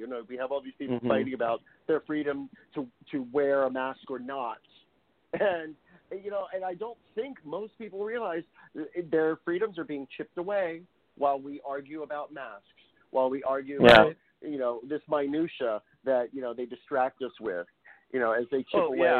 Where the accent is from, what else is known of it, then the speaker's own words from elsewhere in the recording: California, United States; I live in California, so they're just trying to screw with me because I'm a Californian.